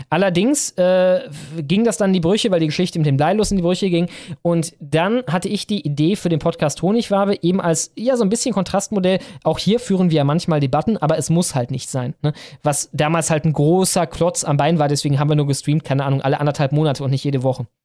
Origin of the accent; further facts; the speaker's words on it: Wernigerode, Saxony-Anhalt, Germany; born there; In meiner Geburtsstadt Wernigerode gibt es die erste Ampel mit Hexe und Teufel in Anlehnung an den, den Hexentanzplatz im Harz.